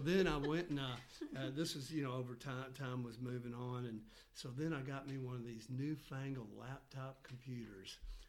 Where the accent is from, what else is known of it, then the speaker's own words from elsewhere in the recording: Memphis, Tennessee, United States; now in Johnson City, United States; I grew up in Memphis, Tennessee, and I lived in the same house my whole life, typical kind of growing up. Then I went to the University of Tennessee